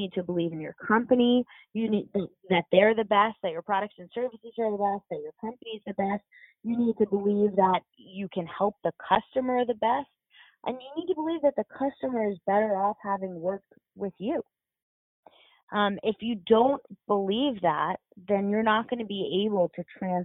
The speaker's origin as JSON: {"language": "English", "town": "New York City", "region": "New York", "country": "United States", "moved": "yes", "lives_now": "Charlotte, United States", "said": "I'm from New York."}